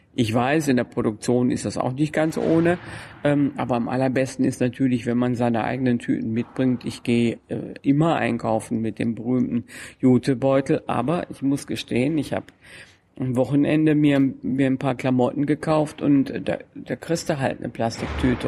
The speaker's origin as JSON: {"language": "German", "country": "Germany", "said": "ich komme ja aus dem Grenzbereich zwischen Deutschland und den Niederlanden."}